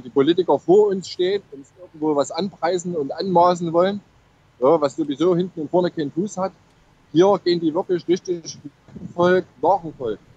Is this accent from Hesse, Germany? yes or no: no; Chemnitz, Saxony, Germany; now in Norway; Leute aus Chemnitz, die haben gedacht, ich komme nicht mal aus Deutschland